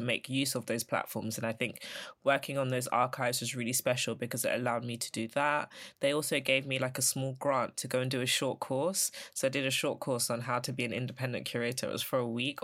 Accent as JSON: {"language": "English", "region": "London", "country": "United Kingdom", "said": "I'm from Elephant, so I'm a South Londoner."}